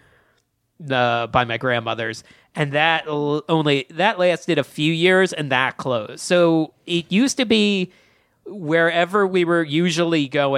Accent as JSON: {"language": "English", "area": "outside of Philadelphia", "region": "Pennsylvania", "country": "United States", "tie": "born or raised there", "said": "I grew up outside of Philadelphia"}